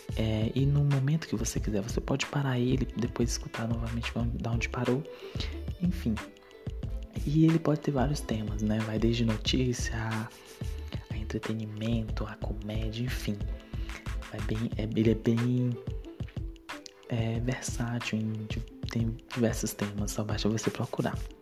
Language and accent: Portuguese; interior of Ceará, Brazil; tenho 23 anos, sou do interior de Ceará